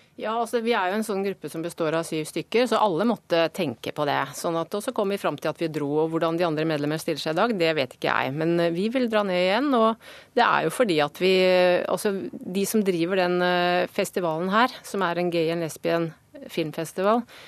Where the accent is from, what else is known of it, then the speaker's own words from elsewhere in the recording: Norway; vi kommer fra Norge